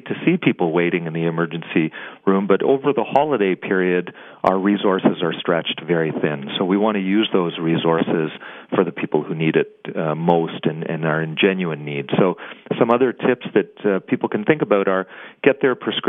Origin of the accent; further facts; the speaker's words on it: Canada; We're Canadian.